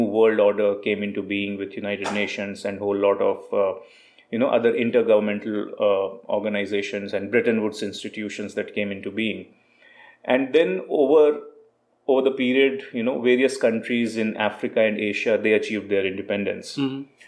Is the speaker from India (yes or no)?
yes; India; moved away as an adult; now in Costa Rica; me being an Indian guy sitting in Costa Rica